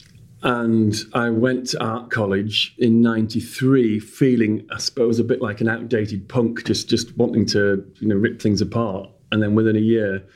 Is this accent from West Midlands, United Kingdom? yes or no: no; Leeds, Yorkshire and the Humber, United Kingdom; moved away as an adult; also born or lived in Durham / Gateshead; now in London, United Kingdom; I had been up north by then all my life. So being further up north kind of made sense, even though when I first arrived and I told them I was from Leeds